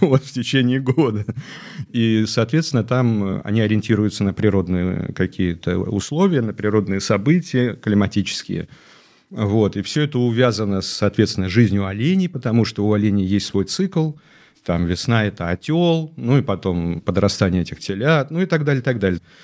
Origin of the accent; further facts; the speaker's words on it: Chukotka Autonomous Okrug, Russia; moved away as an adult; Я родился на Чукотке. Угу. Я вырос там и закончил школу.